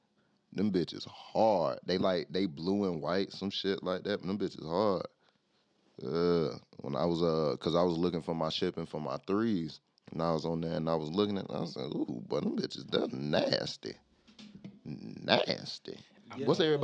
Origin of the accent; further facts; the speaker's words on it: St. Petersburg, Florida, United States; now in Indiana, United States; I'm from Florida